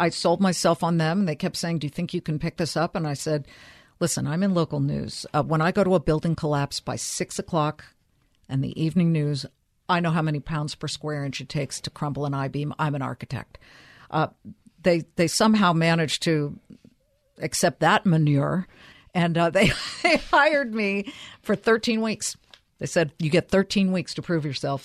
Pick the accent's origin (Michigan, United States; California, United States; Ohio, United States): California, United States; Beverly Hills; also born or lived in Inglewood, Los Angeles; I'm from Beverly Hills